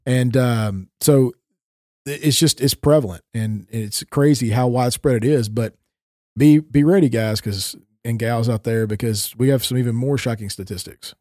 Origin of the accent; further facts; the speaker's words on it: Tennessee, United States; moved away as an adult; now in Minnesota, United States; I haven't grown up in Tennessee for, you know, twenty-four years and then moving up to the northern regions of the United States